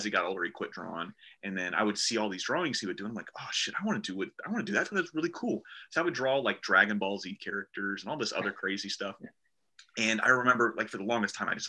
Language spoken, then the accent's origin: English; Orlando, Florida, United States; I'm from Orlando, Florida